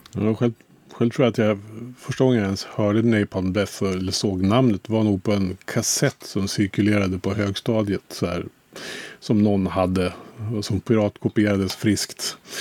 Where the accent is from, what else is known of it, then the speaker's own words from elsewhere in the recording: Kolbäck, Västmanland, Sweden; i lilla Kolbäck där jag kommer ifrån utanför Västerås